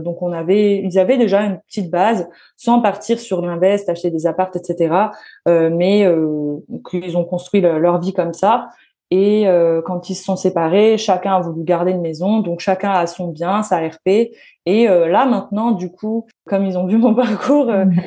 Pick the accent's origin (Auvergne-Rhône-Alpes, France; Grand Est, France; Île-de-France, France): Grand Est, France; Metz; Je suis née à Metz.